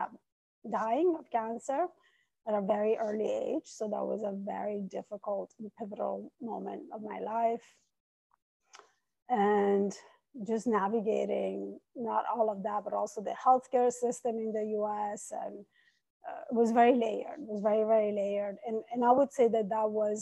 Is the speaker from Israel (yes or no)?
no; Italy; English is a second language; moved away as an adult; also born or lived in Iran; now in New York City, United States; I was born in Iran. I was raised in Italy, and I've been in New York City for 22 years.